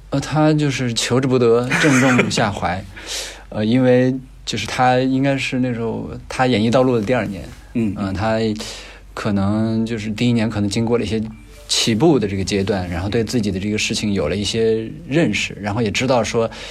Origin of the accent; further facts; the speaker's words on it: Gansu, China; 我也是甘肃人